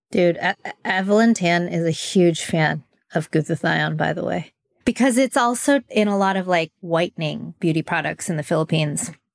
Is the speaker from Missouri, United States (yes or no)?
no; Southern California, United States; growing up in Southern California